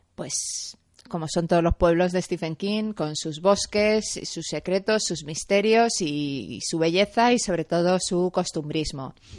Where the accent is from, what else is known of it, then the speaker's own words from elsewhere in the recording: Madrid, Community of Madrid, Spain; Yo soy madrileña